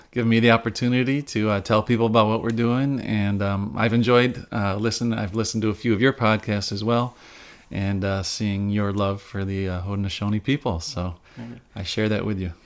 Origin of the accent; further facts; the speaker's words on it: Upstate New York, United States; now in Rochester, United States; I wasn't born and raised in Rochester. I am an upstate New Yorker